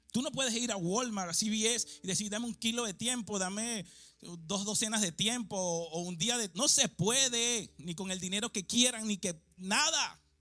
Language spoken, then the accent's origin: Spanish; Venezuela; moved away; yo nací en un barrio en Venezuela